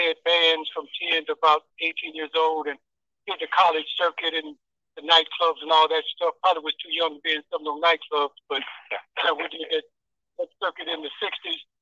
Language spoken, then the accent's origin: English; Terre Haute, Indiana, United States; I'm from Terre Haute, Indiana